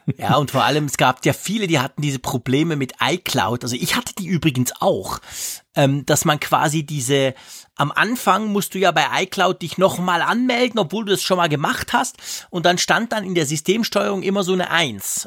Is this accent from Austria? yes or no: no; Switzerland; bei uns in der Schweiz